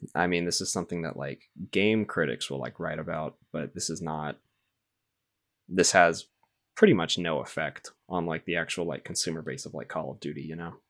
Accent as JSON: {"language": "English", "region": "the South", "country": "United States", "said": "I'm from the South is where I'm from"}